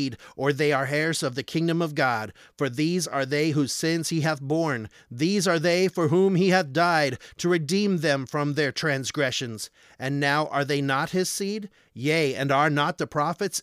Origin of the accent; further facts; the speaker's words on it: Arizona, United States; I'm from Arizona.